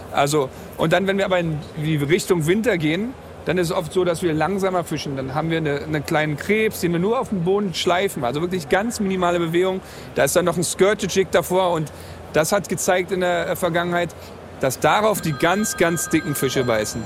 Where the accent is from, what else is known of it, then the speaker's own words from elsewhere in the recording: Berlin, Germany; aus Berlin, 37 Jahre alt, also auch nicht mehr der Jüngste